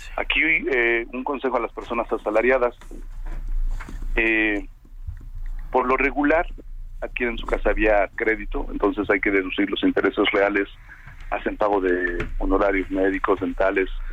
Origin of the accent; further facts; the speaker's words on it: Mexico; nosotros como mexicanos